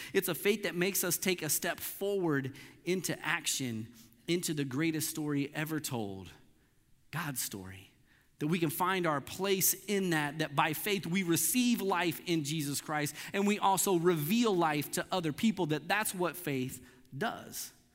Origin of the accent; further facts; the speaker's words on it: Missouri, United States; I grew up in Missouri